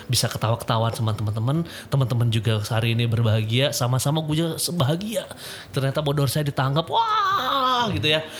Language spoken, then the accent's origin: Indonesian; West Java, Indonesia; eh kita orang Sunda mah suka humor